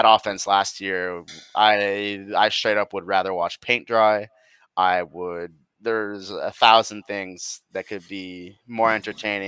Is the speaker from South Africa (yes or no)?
no; Canada; as a Canadian